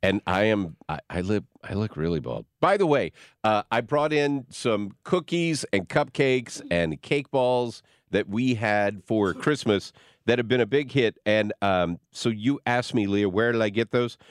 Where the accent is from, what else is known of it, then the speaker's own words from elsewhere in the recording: Arkansas, United States; also born or lived in Missouri / Piggott, Arkansas / Berryville, Arkansas; I grew up in little small towns. I was born in Donofa, Missouri. Then we moved to Piggott, Arkansas, and then we moved to Berryville, Arkansas